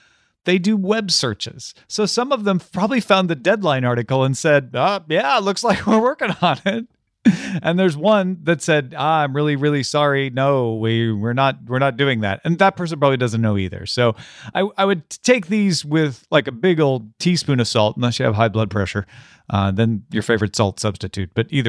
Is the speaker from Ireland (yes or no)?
yes; Ireland; Is that offensive to me because I'm Irish?